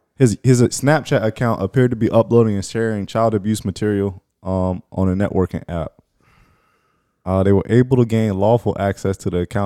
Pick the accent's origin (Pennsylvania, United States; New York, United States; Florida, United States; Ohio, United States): Florida, United States; born or raised there